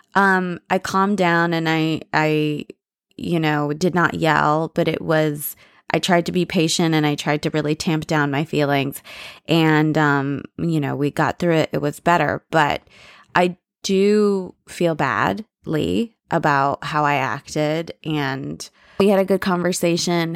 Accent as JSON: {"language": "English", "country": "United States", "said": "I'm very American. You know, I'm more American than anything else"}